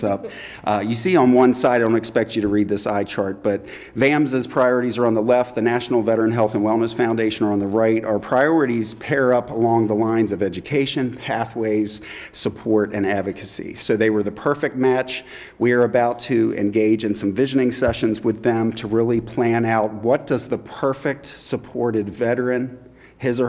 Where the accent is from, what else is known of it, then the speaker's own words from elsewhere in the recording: Centreville, Maryland, United States; moved away as an adult; also born or lived in Allentown; when I first moved back to the area, I grew up here in Centerville